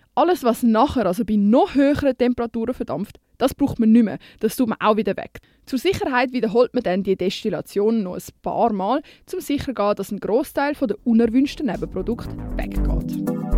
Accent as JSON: {"language": "German", "country": "Switzerland", "said": "Bei uns in der Schweiz"}